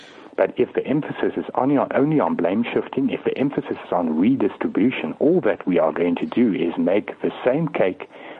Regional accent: South Africa; I will not leave South Africa. I am a South African. I'm an African, but I'm an Afrikaner as well.

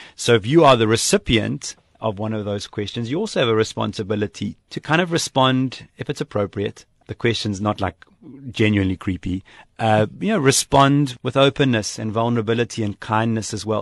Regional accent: South Africa; moved away as an adult; also born or lived in Japan; I came from South Africa, where we know multiculturalism

